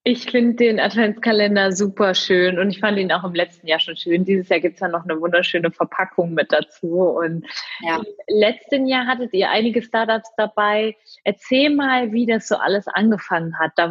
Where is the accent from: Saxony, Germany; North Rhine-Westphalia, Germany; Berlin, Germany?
North Rhine-Westphalia, Germany; Cologne; Ja, also genau, wir kommen, oder beziehungsweise ich komme aus Köln